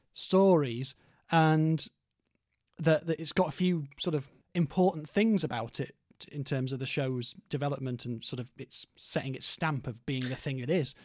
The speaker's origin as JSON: {"language": "English", "town": "Stoke-on-Trent", "region": "West Midlands", "country": "United Kingdom", "tie": "born or raised there", "said": "this is where I was growing up in Stoke as a teenager"}